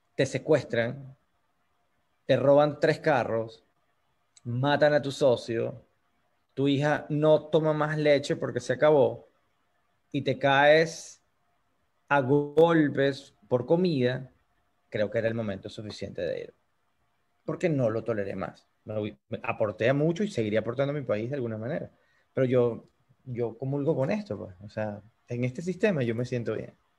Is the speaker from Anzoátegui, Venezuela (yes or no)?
no; Choroní, Aragua, Venezuela; moved away as an adult; now in United States; puedo ir para Choroní a visitar mi pueblo amado